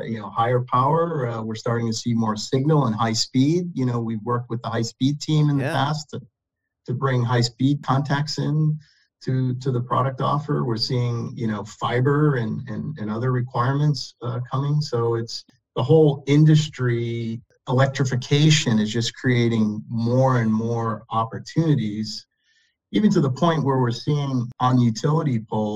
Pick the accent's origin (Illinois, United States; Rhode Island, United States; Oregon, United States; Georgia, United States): Rhode Island, United States; Lincoln; also born or lived in Massachusetts / Northern California; I was born and raised in Lincoln, Rhode Island.